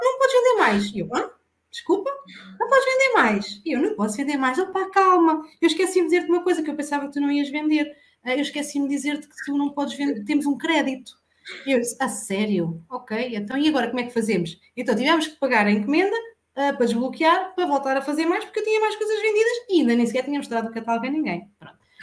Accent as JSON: {"language": "Portuguese", "town": "Alcanhões", "region": "Santarém District", "country": "Portugal", "said": "eu sou de Alcanhões, vivo na zona de Santarém"}